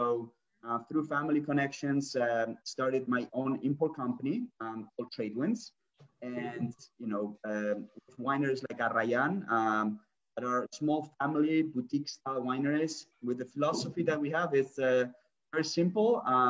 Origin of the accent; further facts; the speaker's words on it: San Sebastián, Basque Country, Spain; moved away as an adult; now in United States; Originally, I'm from San Sebastian, so it's northern part of Spain, which for the people that might know, it's a great area for food and drinks